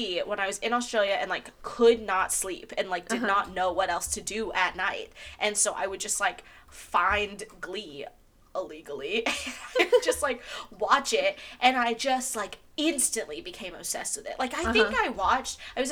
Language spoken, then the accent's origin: English; Arkansas, United States; We're from Arkansas.